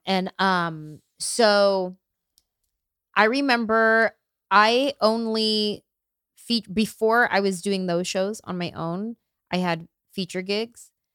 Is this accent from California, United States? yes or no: yes; San Jose, California, United States; I grew up in San Jose, it's a huge Vietnamese population in San Jose